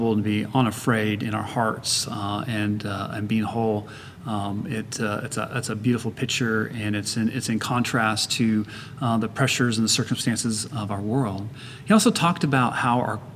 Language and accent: English; Kansas City, Missouri, United States; now in San Antonio, United States; I went to university in a first locally where I grew up in Kansas City